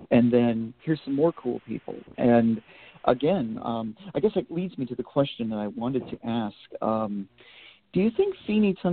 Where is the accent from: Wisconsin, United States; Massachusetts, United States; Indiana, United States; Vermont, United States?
Vermont, United States; I grew up in New England, and when I think of the very small town that I grew up in, which is still pretty much a small town